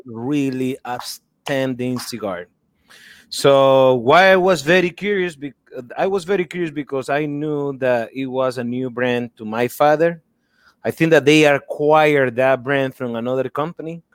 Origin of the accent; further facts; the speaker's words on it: Nicaragua; moved away; growing up in Nicaragua